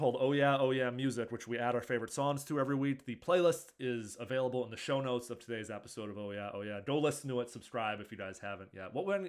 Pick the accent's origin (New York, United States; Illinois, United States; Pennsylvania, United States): Illinois, United States; Chicago; my hometown of Chicago, Illinois